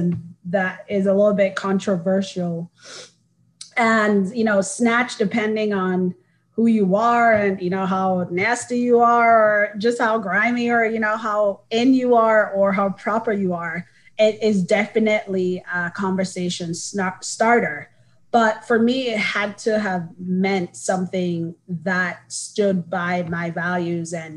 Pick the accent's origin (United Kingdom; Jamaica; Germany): Jamaica; Kingston; moved away as an adult; now in United States; I am from Kingston, Jamaica, born and raised, came to the States for school